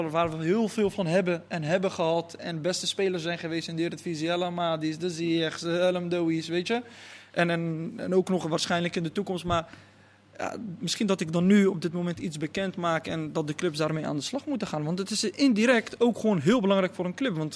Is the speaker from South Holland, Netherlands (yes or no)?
yes; Rotterdam, South Holland, Netherlands; ik ben ook, wat, ik, ben natuurlijk, ik kom ook uit de Achterstandswijk in Rotterdam, weet je, ook alleen maar straatvoetbal zag.